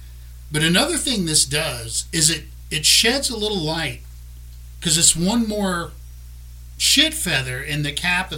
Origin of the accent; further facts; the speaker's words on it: South Louisiana, United States; We're from South Louisiana. We're Cajuns. We say Chauvin.